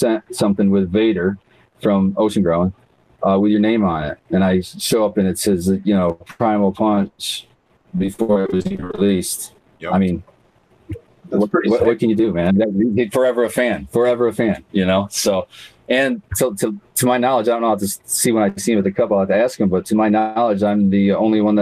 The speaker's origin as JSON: {"language": "English", "town": "Jackson", "region": "Michigan", "country": "United States", "said": "I'm from Jackson"}